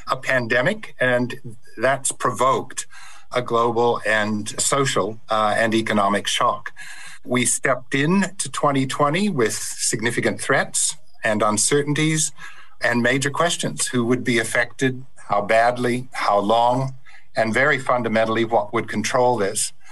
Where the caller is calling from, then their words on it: Perth, Western Australia, Australia; I'm speaking from Perth, um, where I'm on Whadjuk Noongar uh, country.